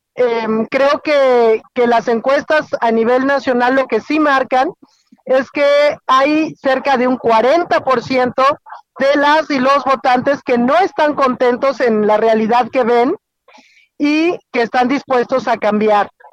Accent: Querétaro, Mexico; de hecho voy camino a mi tierra, eh, voy en carretera hacia Querétaro

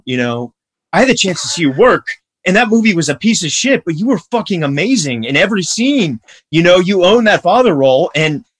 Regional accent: United States; as an American

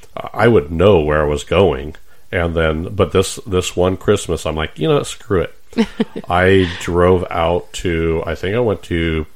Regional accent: San Diego, California, United States; now in Nebraska, United States; I grew up in San Diego.

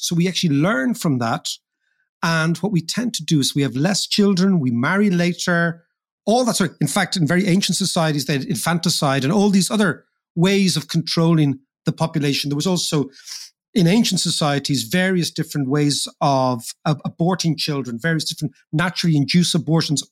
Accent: Ireland; as Irish people

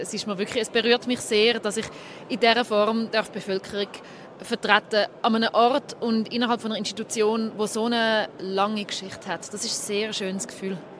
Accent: Zurich, Switzerland; ich bin 33, ich bin aus Zürich

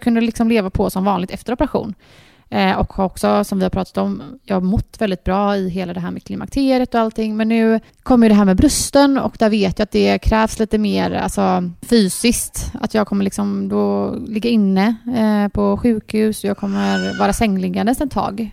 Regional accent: Gothenburg, Västra Götaland, Sweden; vi är uppvuxna här ute i Torslanda.

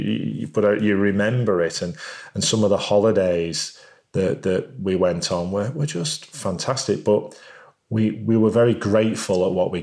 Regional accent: United Kingdom; being British

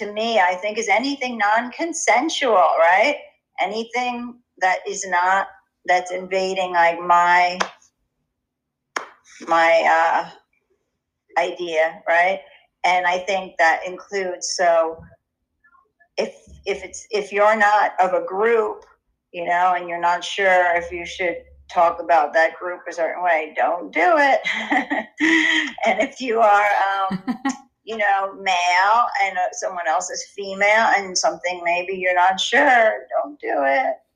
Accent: New York City, New York, United States; moved away as an adult; also born or lived in London; I grew up in Inwood at the tip of Manhattan

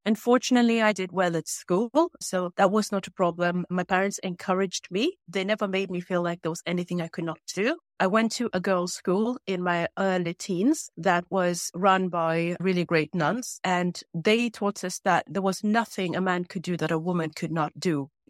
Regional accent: Uganda; also born or lived in Norway; I grew up in Uganda and in Norway.

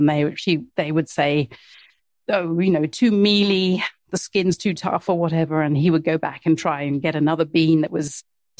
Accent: Mombasa, Mombasa County, Kenya; Yes. So I was born in Mombasa, and my dad worked in agricultural development.

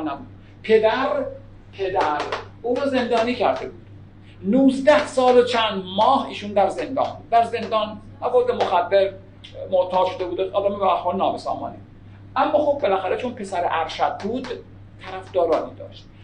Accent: Iran; به عنوان یک ایرانی

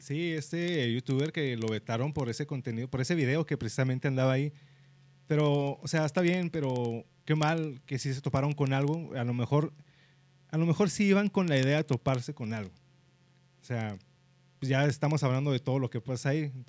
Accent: Mexico; siendo mexicanos

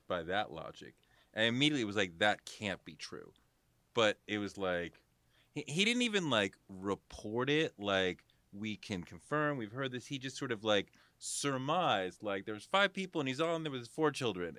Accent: Boston, Massachusetts, United States; moved away; also born or lived in New York; I grew up in Boston, a Celtics fan

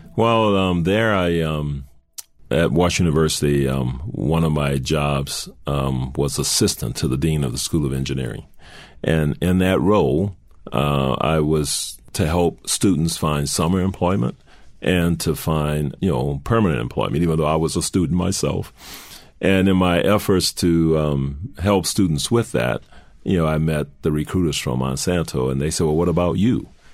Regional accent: New Orleans, Louisiana, United States; moved away as an adult; I'm from New Orleans

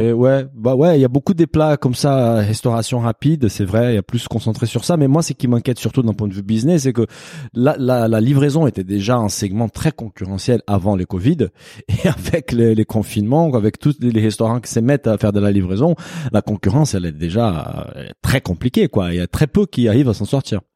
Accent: Brazil; French is a second language; now in France; je suis brésilien

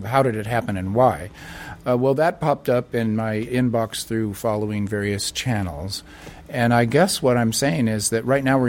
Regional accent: United States; I'm an American leftist

